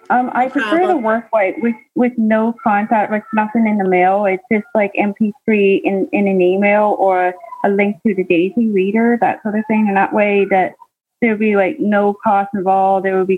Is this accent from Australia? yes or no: no; Canada; I just found out my Jewish heritage about 5 or 6 years ago. I am from Canada.